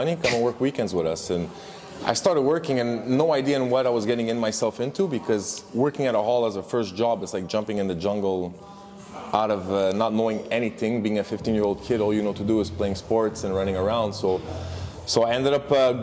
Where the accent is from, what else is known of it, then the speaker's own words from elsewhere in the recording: Montreal, Quebec, Canada; growing up in Montreal, went to French school